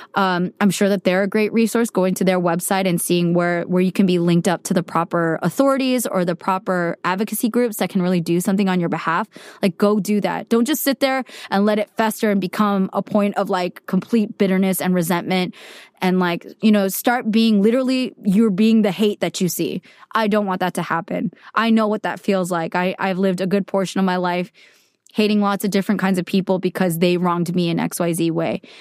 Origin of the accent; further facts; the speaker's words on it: United States; I'm Korean American